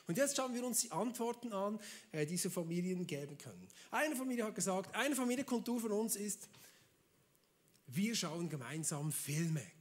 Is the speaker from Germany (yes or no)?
no; Switzerland; Ja, ich komme aus der Schweiz. Wir sind neutral, da darf man alles.